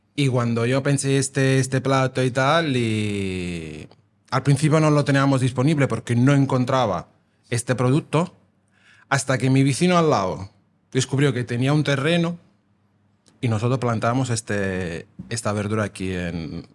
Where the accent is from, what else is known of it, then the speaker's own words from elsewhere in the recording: Naples, Campania, Italy; Spanish is a second language; moved away as an adult; also born or lived in London / New York / Amsterdam; now in Vilanova i la Geltrú, Spain; nosotros somos napolitanos, digamos somos napolitana, pero al final somos italianos